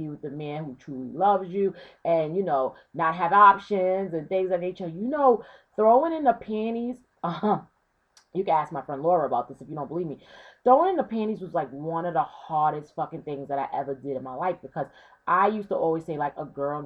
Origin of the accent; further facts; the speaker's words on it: Brooklyn, New York, United States; growing up in Brooklyn in the 90s